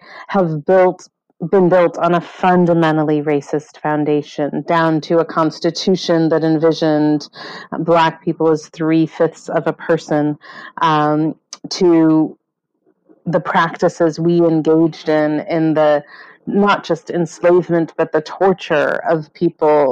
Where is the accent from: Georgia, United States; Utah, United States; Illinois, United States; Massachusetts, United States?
Illinois, United States; Chicago; also born or lived in England; I grew up in Chicago, and I grew up there